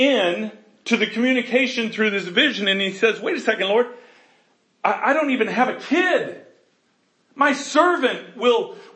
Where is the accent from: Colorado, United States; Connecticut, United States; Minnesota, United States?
Colorado, United States; I'm from Colorado where God stays